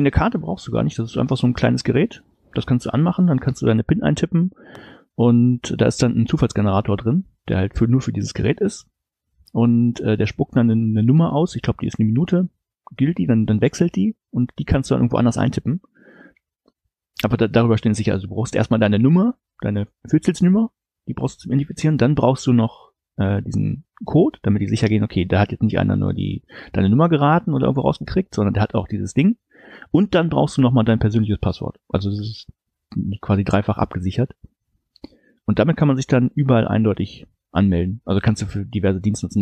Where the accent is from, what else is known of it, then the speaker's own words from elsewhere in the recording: Germany; moved away as an adult; now in Norway; Also ich als Deutscher